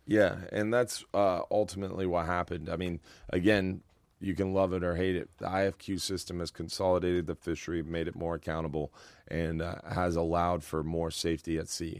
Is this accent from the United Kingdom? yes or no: no; Madeira Beach, Florida, United States; I grew up in Madeira Beach. I've lived on Madeira Beach my whole life